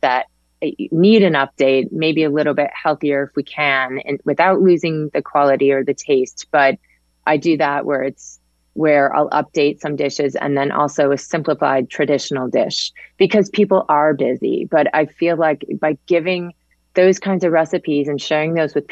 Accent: Connecticut, United States; also born or lived in Manhattan, New York; I was born in Manhattan, but I grew up in Connecticut

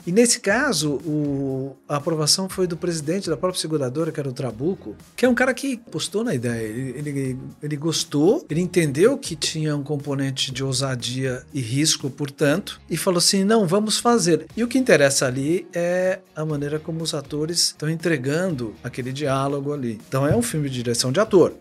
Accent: Rio de Janeiro, Brazil; eu sou carioca

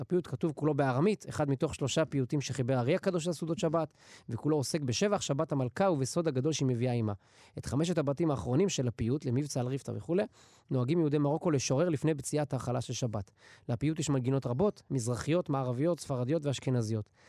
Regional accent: Netanya, Central District, Israel; now in Samaria; אני גדלתי בנתניה. אני כיום גר בשומרון

